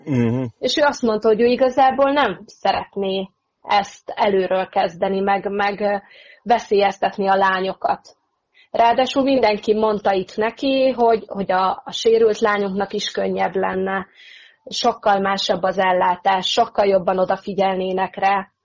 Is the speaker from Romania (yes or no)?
no; Hungary; moved away as an adult; now in England, United Kingdom; én igazából még mindig egy kicsit magyar vagyok